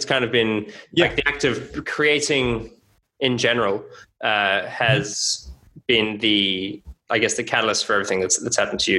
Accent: Australia; moved away; I'm from Australia. I lived in a number of different countries.

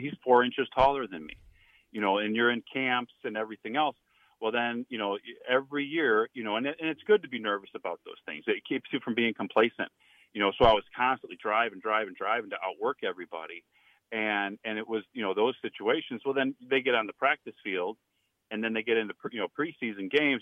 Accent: Indiana, United States; moved away as an adult; also born or lived in Nebraska; I came from Indiana

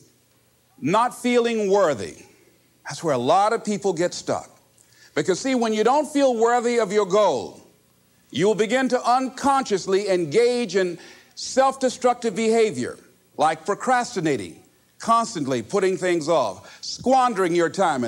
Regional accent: Miami, Florida, United States; I was born in Liberty City on a floor on 62nd Street, my twin brother and me.

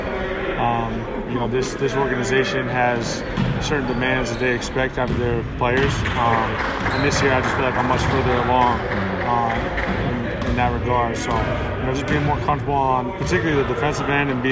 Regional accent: New Hampshire, United States; also born or lived in Maine; I was born in Maine. I'm really from New Hampshire

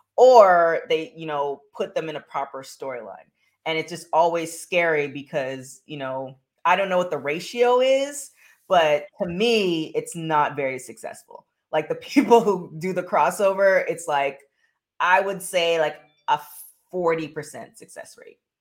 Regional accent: Canada; I'm from Canada

